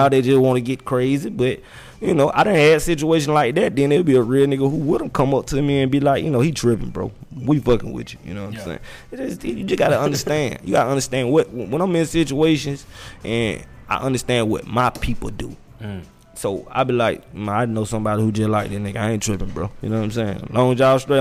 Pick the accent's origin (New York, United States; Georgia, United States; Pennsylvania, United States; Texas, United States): Georgia, United States; Atlanta; a 17-year-old kid, you know what I'm saying, growing up in Atlanta, doing the Trap or Die era